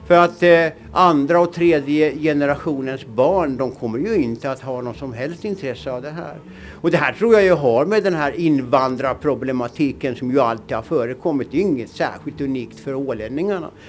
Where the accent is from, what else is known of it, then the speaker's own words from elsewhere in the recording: Åland, Finland; Det var ju ett alternativ till det som man upplevde hemma på Åland. Man var hemma på somrarna, och såg vad som hände där.